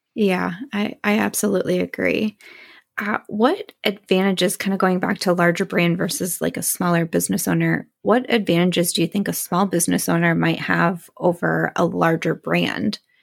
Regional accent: Midwest, United States; I'm from the Midwest

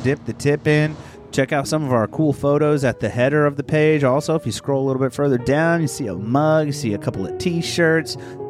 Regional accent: Posey County, Indiana, United States; I grew up in Posey County, not a lot greater.

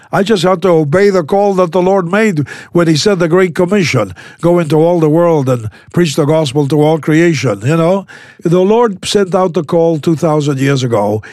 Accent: Buenos Aires, Argentina; I was born in South America. The southernmost country in South America is Argentina, and I was born in, uh, in the capital city

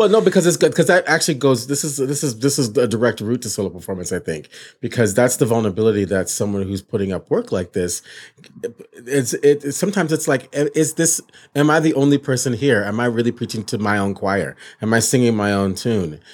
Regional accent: Michigan, United States; moved away; I was a kid from Michigan

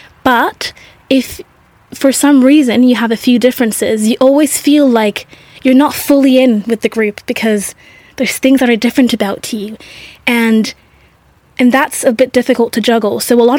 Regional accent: Singapore; growing up, I grew up in Singapore in a very Asian culture, in a French school.

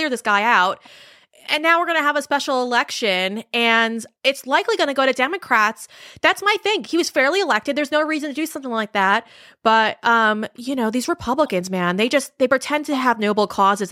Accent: Suffolk County, Long Island, New York, United States; moved away as an adult; I am actually from Nassau. Well, technically, it's Suffolk County, but I'm right next to it

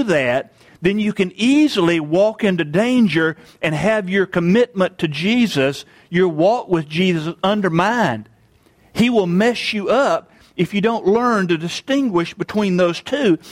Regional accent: United States; I'm an American

